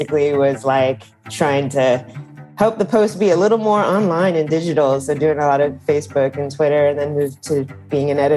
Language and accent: English; Dallas, Texas, United States; moved away as an adult; also born or lived in Washington, D.C.; Texas, which is actually my home state. So I grew up in Dallas, in a suburb of Dallas